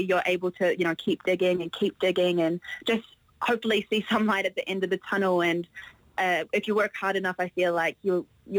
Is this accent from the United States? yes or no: no; New Zealand